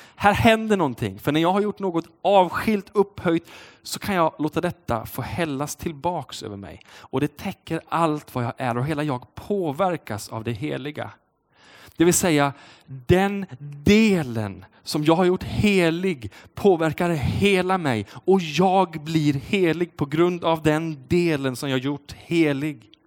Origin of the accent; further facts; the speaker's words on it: Uddevalla, Västra Götaland, Sweden; Uddevalla där jag kommer ifrån